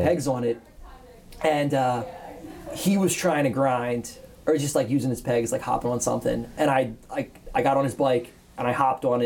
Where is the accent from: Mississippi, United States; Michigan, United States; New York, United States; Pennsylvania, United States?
Pennsylvania, United States; Coatesville; I was like 13, and I'm from Coatesville, and we had three middle schools